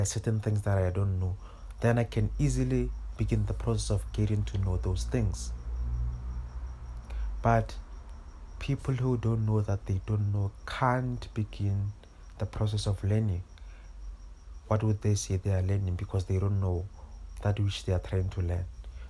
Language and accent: English; Pretoria, Gauteng, South Africa; I grew up in Mamelodi. I grew up 15 minutes away from the CBD, from the main town